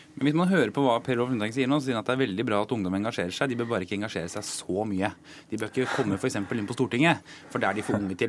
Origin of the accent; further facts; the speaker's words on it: Akershus, Norway; Nå er jeg fra Akershus